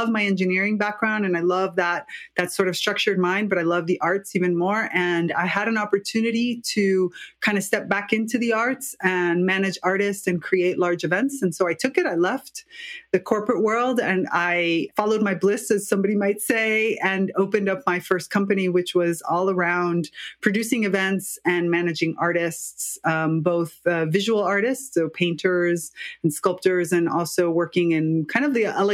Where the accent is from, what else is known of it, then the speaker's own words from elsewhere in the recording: United States; moved away as an adult; now in Italy; I'm actually Cuban-American. I'm from the U.S. and grew up biculturally